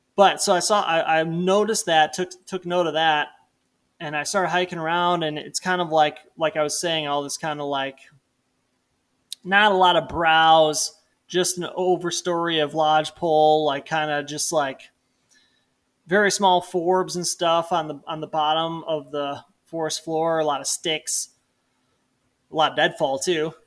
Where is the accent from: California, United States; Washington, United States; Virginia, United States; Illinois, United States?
Illinois, United States; moved away as an adult; now in Missoula, United States; I, like, moved out from Illinois growing up in the Midwest to Montana